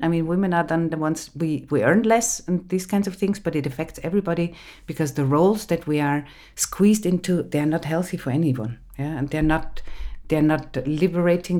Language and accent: English; Innsbruck, Tyrol, Austria; English is a second language; moved away; also born or lived in Graz; I grew up in Innsbruck, in the western part of Austria.